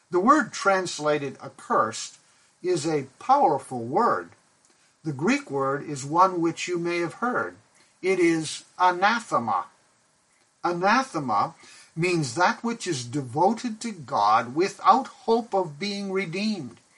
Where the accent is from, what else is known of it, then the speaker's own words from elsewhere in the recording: Pakistan; I remember growing up in Pakistan where my parents were missionaries.